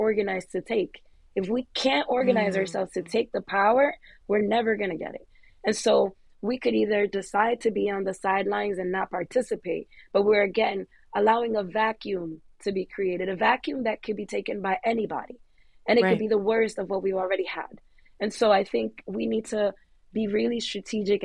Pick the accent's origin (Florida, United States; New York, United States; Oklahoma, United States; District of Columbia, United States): New York, United States; I'm a New Yorker through and through